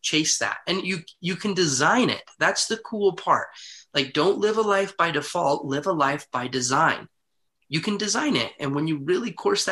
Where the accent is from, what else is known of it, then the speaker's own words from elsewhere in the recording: Heber City, Utah, United States; I grew up in Heber City, Utah